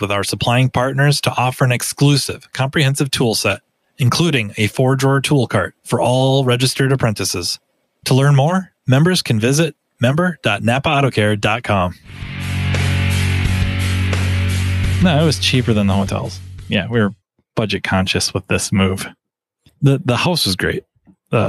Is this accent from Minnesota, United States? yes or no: yes; Minnesota, United States; I was from Minnesota